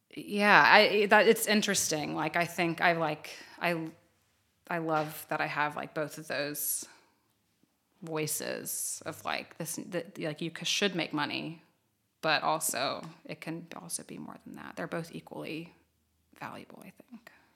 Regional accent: Low Country, South Carolina, United States; moved away as an adult; now in Columbia, United States; I'm from the Low Country

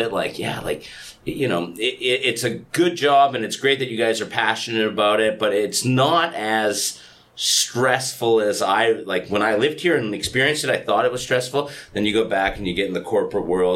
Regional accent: Edmonton, Alberta, Canada; moved away as an adult; now in South Korea; I grew up in Edmonton, and as weird as it sounds, it is like 300 kilometers from the Rocky Mountains

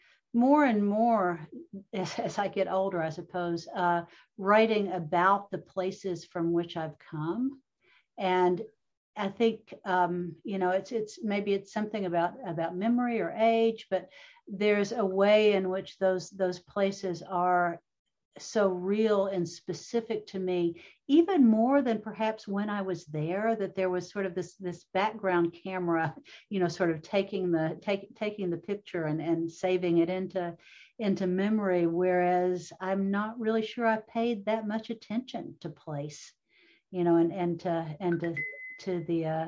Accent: Jackson, Kentucky, United States; moved away; I went back to my hometown of Jackson, Kentucky

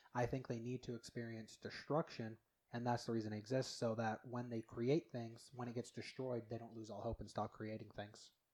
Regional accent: Utah, United States; I grew up here in Utah, but my grandparents lived in Ammon

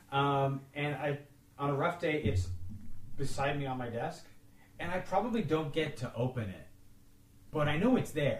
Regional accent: Toronto, Ontario, Canada; we're from Toronto

